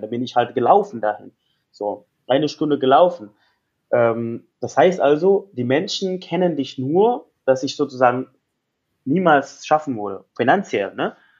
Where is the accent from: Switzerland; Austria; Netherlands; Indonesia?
Indonesia; West Java; German is a second language; moved away; ich bin, komme aus Westjava, meine ganze Familie ist aus Westjava